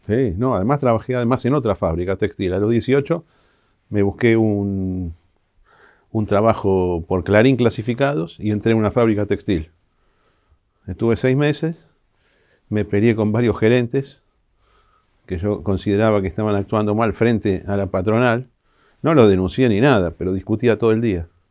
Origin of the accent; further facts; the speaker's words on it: Argentina; yo soy un joven argentino